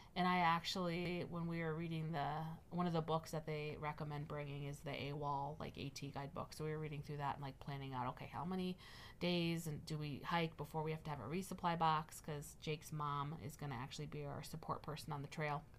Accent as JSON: {"language": "English", "region": "Midwest", "country": "United States", "said": "we're from the Midwest"}